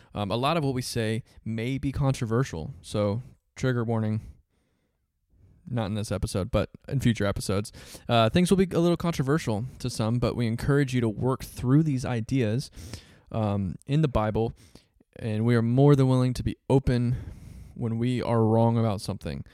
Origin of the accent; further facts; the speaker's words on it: Central Florida, United States; I was born and raised in Central Florida